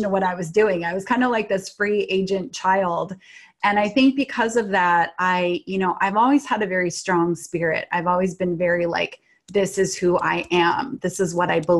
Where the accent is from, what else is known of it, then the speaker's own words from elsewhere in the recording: Washington, United States; So I grew up in Washington State in the suburbs, which were very foresty and kind of wild in the 70s